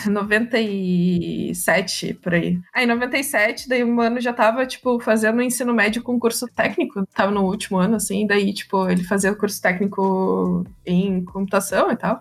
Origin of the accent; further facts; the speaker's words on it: Viamão, Rio Grande do Sul, Brazil; also born or lived in Porto Alegre; Eu sou de Porto Alegre, mas eu morei boa parte da vida em Viamão